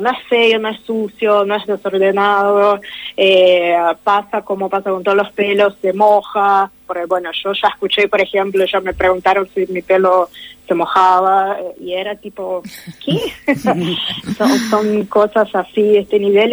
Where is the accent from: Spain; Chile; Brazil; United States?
Brazil; yo soy de Brasil